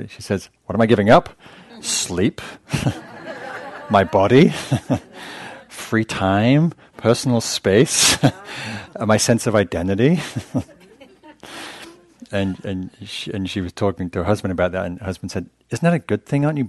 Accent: England, United Kingdom; I'm English

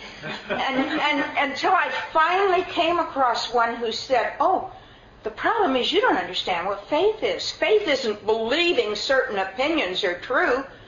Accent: United States; I'm an American

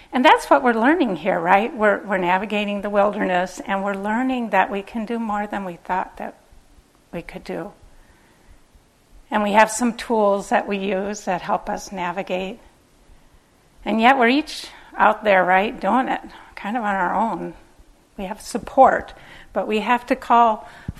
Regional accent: Minneapolis, Minnesota, United States; I grew up in Minneapolis

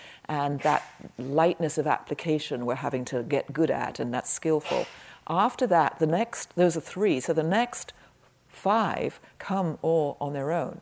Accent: England, United Kingdom; moved away; When I was growing up in England in the 50s

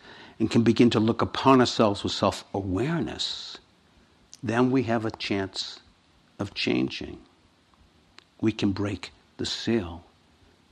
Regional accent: Boston, Massachusetts, United States; I come from Boston

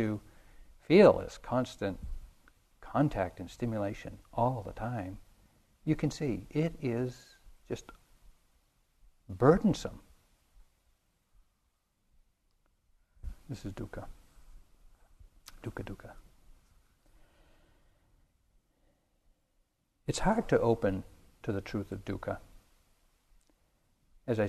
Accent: New England, United States; I grew up in New England in the 50s

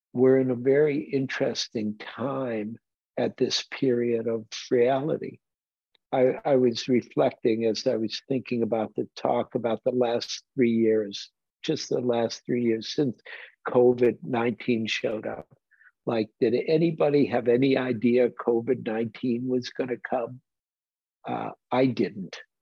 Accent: Detroit, Michigan, United States; moved away; I grew up in Detroit like Bruce Ackley did.

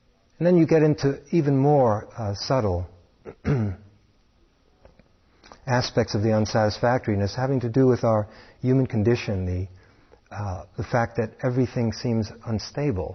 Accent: New York City, New York, United States; Growing up in New York City

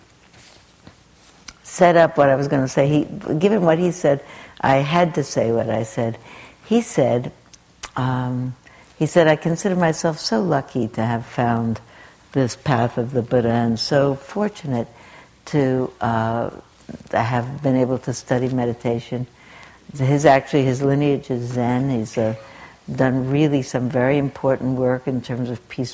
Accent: New York City, New York, United States; I am a nice Jewish girl from Brooklyn. I grew up, I was born in 1936 in Brooklyn

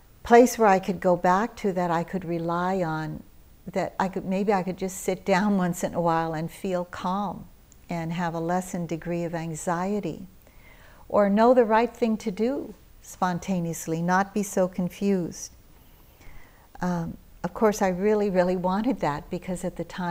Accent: United States; also born or lived in Philippines; I had just arrived from living in the Philippines, where I was born. And I was raised in America

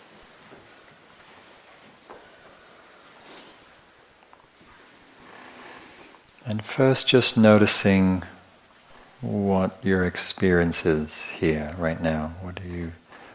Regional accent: England, United Kingdom; I'm English

